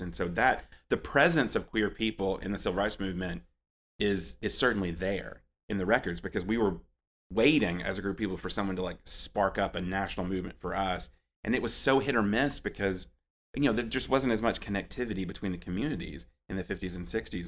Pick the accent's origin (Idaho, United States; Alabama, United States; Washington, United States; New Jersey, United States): Alabama, United States; Anniston; also born or lived in Tuscaloosa / Charlotte; now in Birmingham, United States; I grew up in Anniston, um, and lived there, and lived there between there and Tuscaloosa until I moved to Charlotte and then came back to Birmingham for the project